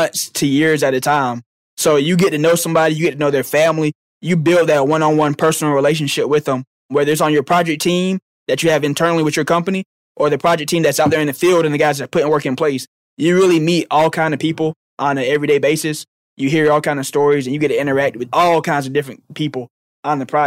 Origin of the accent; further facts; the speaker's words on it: Dothan, Alabama, United States; I'm from Dothan, Alabama